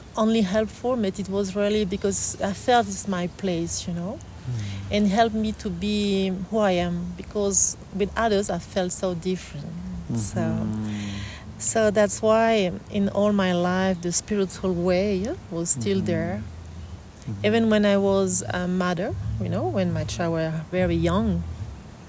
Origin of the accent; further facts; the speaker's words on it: French Polynesia; I was born on Tahiti